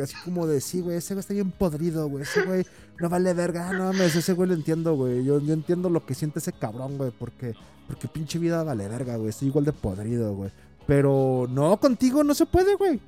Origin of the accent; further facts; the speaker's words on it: Jalisco, Mexico; soy de Jalisco